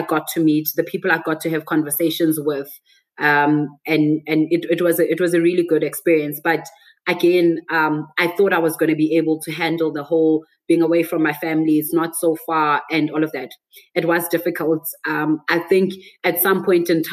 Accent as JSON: {"language": "English", "town": "Johannesburg", "region": "Gauteng", "country": "South Africa", "also_born_or_lived": "Botswana", "said": "I'm from Joburg"}